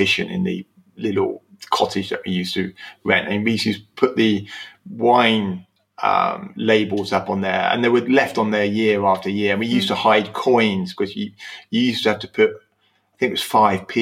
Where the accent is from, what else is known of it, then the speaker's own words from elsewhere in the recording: Slough, South East England, United Kingdom; I was born in Slough